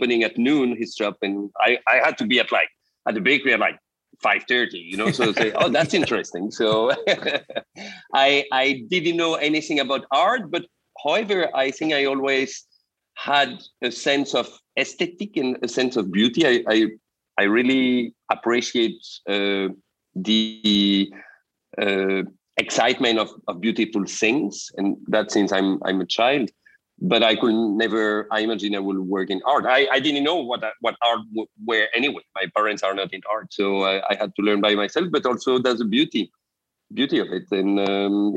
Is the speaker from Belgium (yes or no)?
yes; Belgium; I'm from Belgium originally.